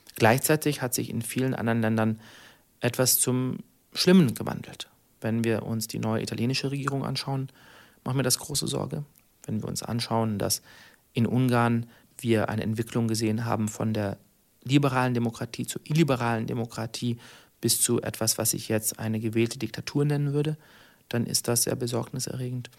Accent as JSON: {"language": "German", "country": "Germany", "said": "wir haben äh, als Deutsche eine besondere Solidarität zueinander"}